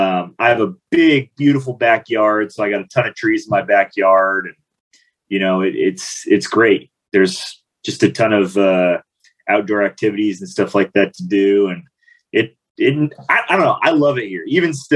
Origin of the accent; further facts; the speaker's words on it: Gladstone, Oregon, United States; also born or lived in Portland, Oregon; I'm from Portland, Oregon. Technically, I'm from Gladstone, Oregon. It's a suburb of Portland.